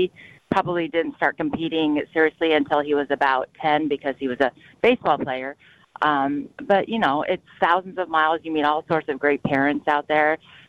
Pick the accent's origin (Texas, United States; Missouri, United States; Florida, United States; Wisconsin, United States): Wisconsin, United States; He goes, where are you from? And I said, Wisconsin.